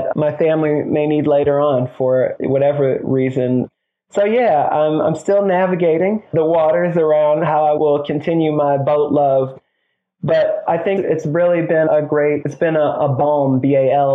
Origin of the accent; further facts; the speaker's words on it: Detroit, Michigan, United States; moved away; I'm from Detroit. I'm a big city boy.